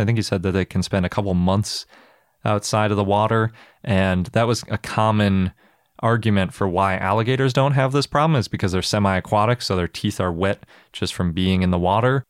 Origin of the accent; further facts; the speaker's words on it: Milwaukee, Wisconsin, United States; my hometown museum